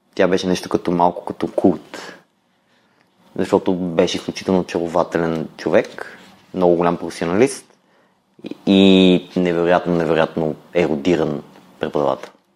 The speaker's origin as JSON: {"language": "Bulgarian", "town": "Kyustendil", "region": "Kyustendil Province", "country": "Bulgaria", "tie": "born or raised there", "also_born_or_lived": "Blagoevgrad / London / Budapest", "moved": "as an adult", "said": "Родом съм от Кюстендил"}